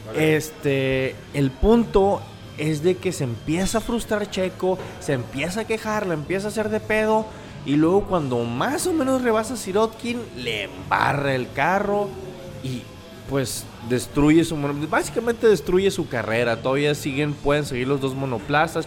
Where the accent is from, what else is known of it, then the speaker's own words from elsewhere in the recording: Mexico; also born or lived in Hermosillo, Sonora; nuestra fecha como mexicanos de independencia